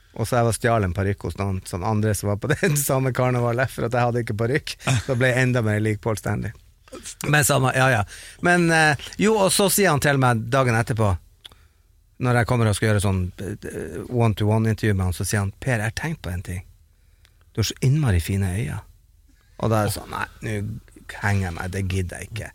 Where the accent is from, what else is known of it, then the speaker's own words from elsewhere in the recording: Bodø, Nordland, Norway; vi som satt hjemme i Bodø